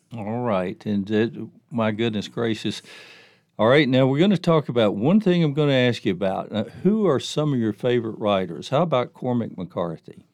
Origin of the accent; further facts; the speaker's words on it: the South, United States; growing up in the South